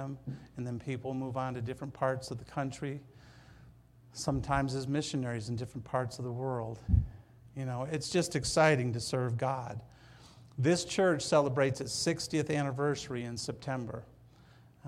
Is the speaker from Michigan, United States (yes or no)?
yes; Detroit, Michigan, United States; moved away; I'm from Detroit, Michigan. You know, I'm from Michigan